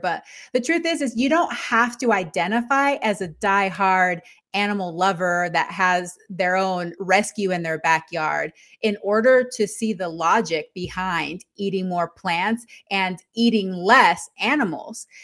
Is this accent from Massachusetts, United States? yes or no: no; Texas, United States; moved away as an adult; also born or lived in Panama; now in Yakima, United States; I'm originally from Panama, and I grew up in Texas